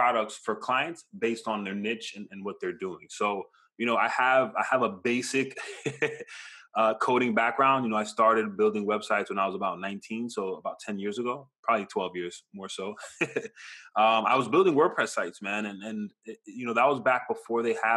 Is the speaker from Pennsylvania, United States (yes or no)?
no; Hollywood, Florida, United States; also born or lived in Brooklyn, New York; now in Pembroke Pines, United States; I grew up in Hollywood for most of my life and currently in Pines